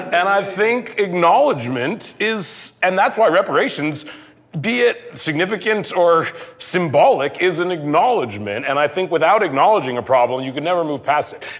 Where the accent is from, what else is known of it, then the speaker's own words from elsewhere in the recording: Canada; now in United States; I'm Canadian, you know, and I would say the longer I live in America